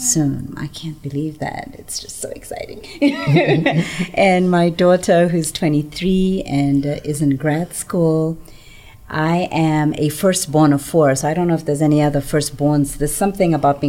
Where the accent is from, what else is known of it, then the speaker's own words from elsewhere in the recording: Lusaka, Lusaka Province, Zambia; moved away as an adult; now in Denver, United States; I was born in Lusaka, Zambia, in the southern part of Africa.